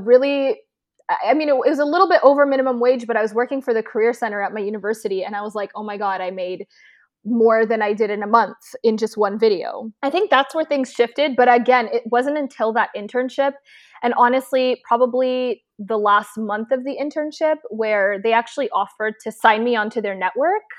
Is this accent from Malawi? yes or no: no; Toronto, Ontario, Canada; moved away as an adult; now in Los Angeles, United States; I was born in Toronto, Canada, representing for any of my Canadians watching, and I, let's see, I mean, I currently live in L A, but I grew up my entire life in Canada